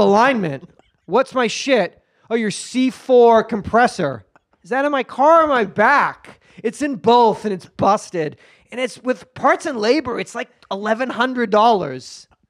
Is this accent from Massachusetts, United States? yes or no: yes; Haverhill, Massachusetts, United States; moved away as an adult; also born or lived in Hollywood; now in Los Angeles, United States; Haverhill, Massachusetts